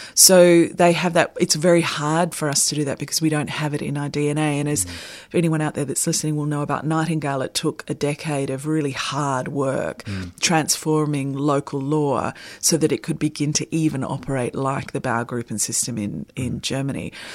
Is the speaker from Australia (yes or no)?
yes; Sydney, New South Wales, Australia; moved away; I'm originally from Sydney, and we have a very specific uh, cabbage palm in the neighbourhood that my family live